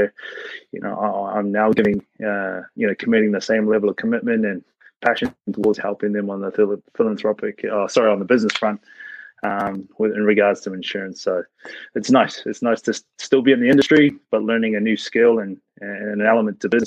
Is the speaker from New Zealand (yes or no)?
yes; New Zealand; moved away as an adult; now in United States; my funny accent is from New Zealand. Grew up over there